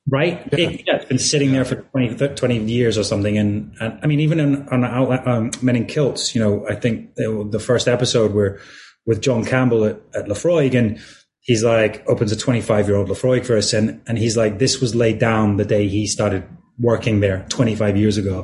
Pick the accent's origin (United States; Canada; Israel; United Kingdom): United Kingdom; Edinburgh, Scotland; I'm from Edinburgh